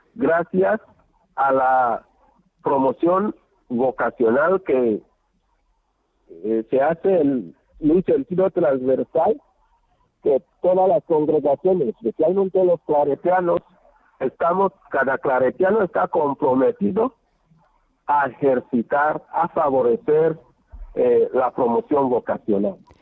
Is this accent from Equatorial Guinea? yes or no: yes; Belebú Balachá, Bioko Sur, Equatorial Guinea; also born or lived in Luba / Cameroon / Democratic Republic of the Congo; now in Malabo, Equatorial Guinea; Yo soy natural de Belebú Balachá. Belebú Balachá es un pueblo que está a 9, 7 kilómetros de, de Lubá